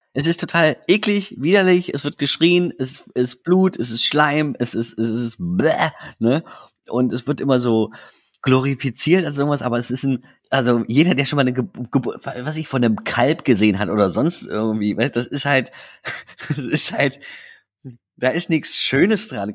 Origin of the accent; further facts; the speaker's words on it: Dresden, Saxony, Germany; moved away as an adult; also born or lived in Dubna, Russia; now in Berlin, Germany; ich bin gebürtiger Dresdner. Also ich bin in Dresden geboren und als ich vier Jahre alt war, sind wir in die Sowjetunion gezogen